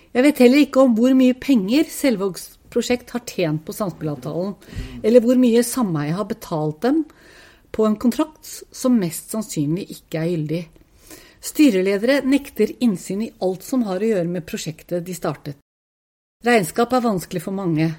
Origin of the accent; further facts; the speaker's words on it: Oslo, Norway; Jeg vokste opp på Tokerberget. Jeg og søsteren min flyttet hit da vi var bare fire og to år gamle